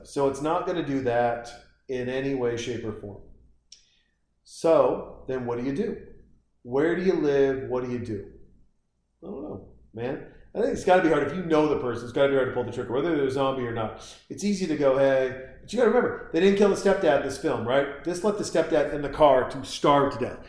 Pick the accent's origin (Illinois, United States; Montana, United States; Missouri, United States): Montana, United States; Growing up in Montana, I used to hunt